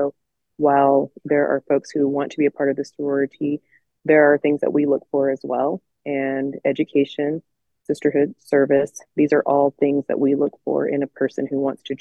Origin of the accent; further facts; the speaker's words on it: Layton, Utah, United States; I'm a lifelong, Utah resident, born and raised here